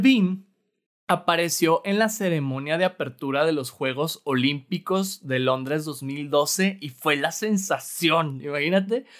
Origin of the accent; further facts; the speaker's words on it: Torreón, Coahuila, Mexico; now in Monterrey, Mexico; no soy de aquí originario, soy de Torreón, Coahuila